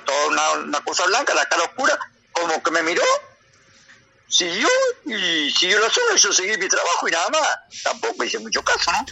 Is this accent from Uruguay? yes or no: yes; Uruguay; como buen uruguayo